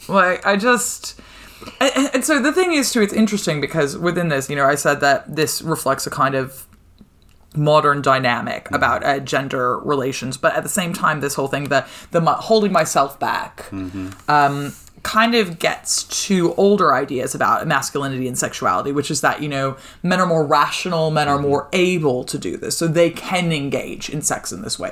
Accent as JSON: {"language": "English", "country": "United States", "said": "as an American"}